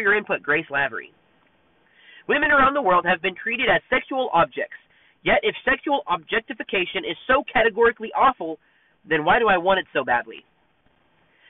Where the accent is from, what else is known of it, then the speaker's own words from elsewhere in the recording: Texas, United States; I'm from Texas and I'm proud to be from Texas.